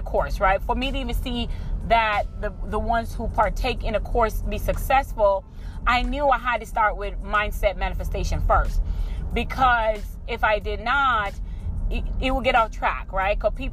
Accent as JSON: {"language": "English", "country": "Jamaica", "also_born_or_lived": "Tampa, Florida", "moved": "yes", "said": "We're from Jamaica, so we were raised to be pretty much go to school, go to college, hardworking people"}